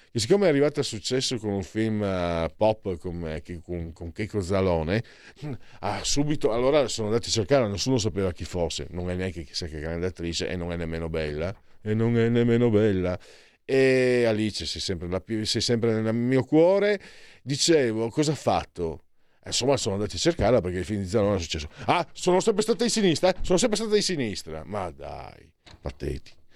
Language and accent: Italian; Friuli-Venezia Giulia, Italy; io vengo da Friuli, dalle mie parti si dice Gesù Maria, apriti cielo